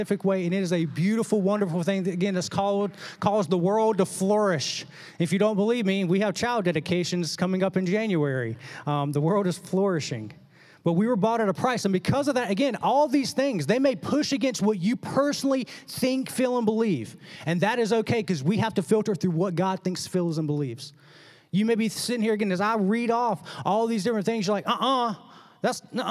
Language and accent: English; the South, United States; growing up in the South